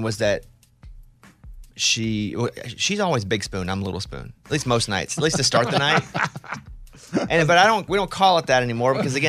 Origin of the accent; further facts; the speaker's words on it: Arkansas, United States; the kid version of me growing up in Arkansas, I never thought he'd see that.